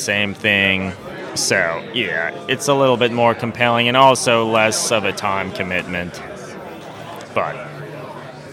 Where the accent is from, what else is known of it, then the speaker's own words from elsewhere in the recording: Pennsylvania, United States; growing up in Pennsylvania, it wouldn't snow a ton